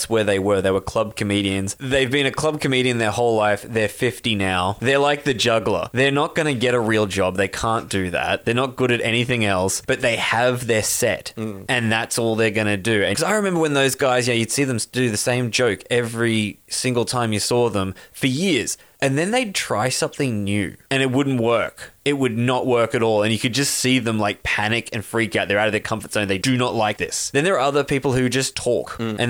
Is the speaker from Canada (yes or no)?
no; Australia; we're from Australia